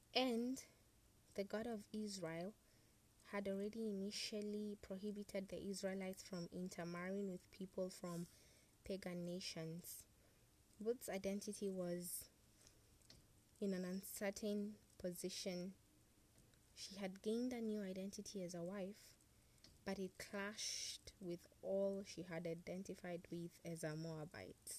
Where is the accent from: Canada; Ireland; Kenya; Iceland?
Kenya; I have a national identity card that proves indeed I'm a Kenyan